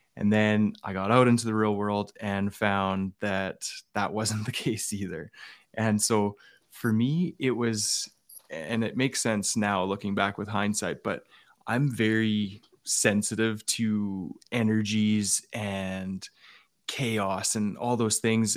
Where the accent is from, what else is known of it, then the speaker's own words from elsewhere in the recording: Alberta, Canada; I grew up in Alberta with, uh, a dad who was a member of the R C M P